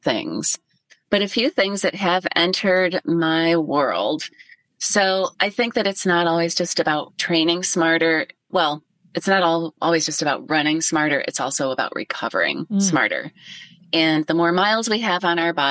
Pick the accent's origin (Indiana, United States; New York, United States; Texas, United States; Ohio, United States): Ohio, United States; moved away; growing up in Ohio before there were technical gloves and I ran cross country for high school